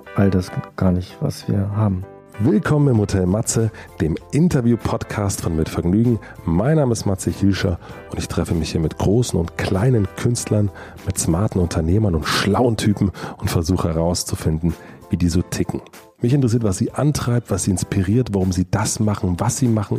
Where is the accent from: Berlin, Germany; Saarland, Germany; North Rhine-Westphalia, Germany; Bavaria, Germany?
Berlin, Germany; weil wir sind ja beide Deutsche, wir sind beide aus Berlin